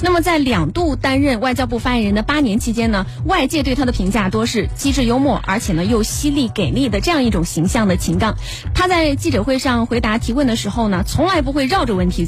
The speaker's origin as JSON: {"language": "Chinese", "country": "China", "said": "作为中国人，我们每当看到这种场景，都能够从中深切的感受到我们国家发展昌盛带来的荣耀。"}